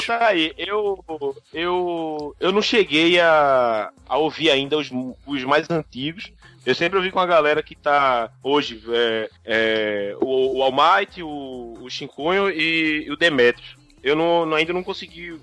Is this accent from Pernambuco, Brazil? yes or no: yes; Pernambuco, Brazil; eu sou de Pernambuco